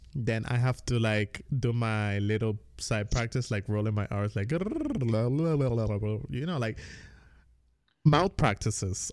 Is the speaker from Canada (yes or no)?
no; U.S. Virgin Islands; accent: Caribbean; moved away as an adult; I grew up on the Virgin Islands. I mean, I was born, grew up, whatever. I moved out when I was nineteen